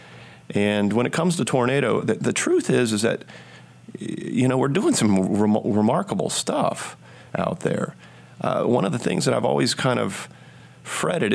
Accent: the South, United States; as a Southerner

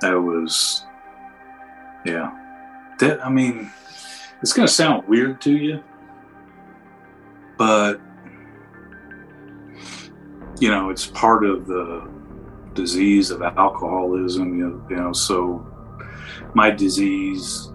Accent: Indianapolis, Indiana, United States; also born or lived in Speedway, Indiana; I moved from Pike Township in the middle of the eighth grade and went to Fulton Junior High

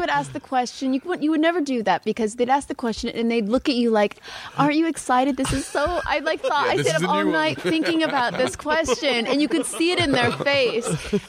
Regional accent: California, United States; Yeah, hippie from Northern California.

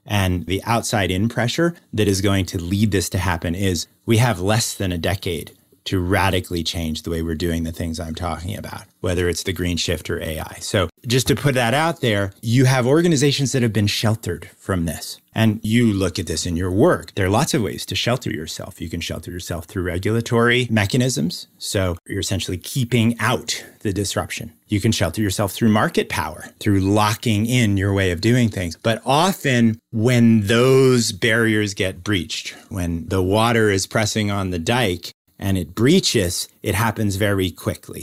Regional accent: New York City, New York, United States; the street I grew up on in New York City

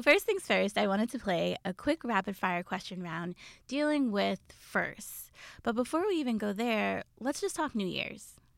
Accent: New York City, New York, United States; I grew up in Queens

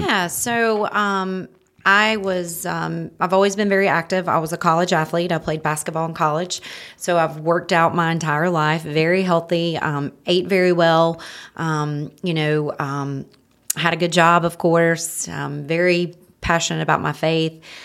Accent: Marion, North Carolina, United States; now in Hickory, United States; I'm from Marion, North Carolina.

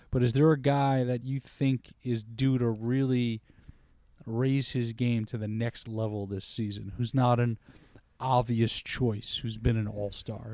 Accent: New York, United States; growing up in New York

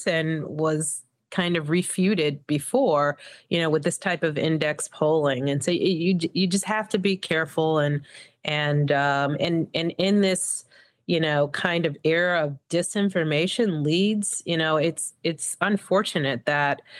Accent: Evanston, Illinois, United States; moved away as an adult; also born or lived in Mississippi; now in Chicago, United States; I graduated from Evanston Township

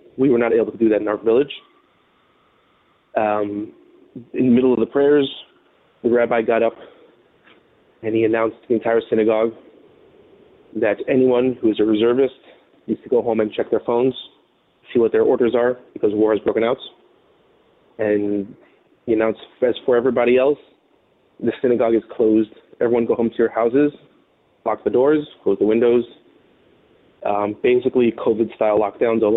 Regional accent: United States; as an American

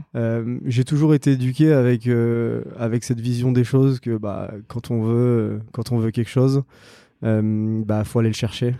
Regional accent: Réunion; moved away; je suis né, j'ai grandi à La Réunion

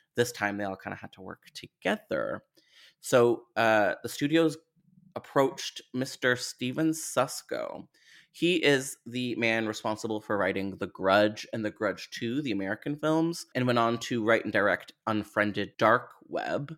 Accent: Canada; as a Canadian

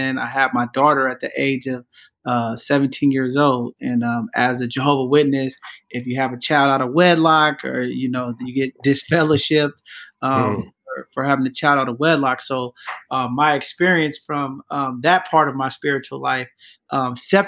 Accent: San Francisco, California, United States; I grew up in San Francisco

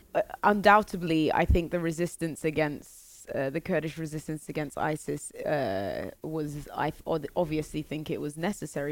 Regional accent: London, United Kingdom; I was born in London

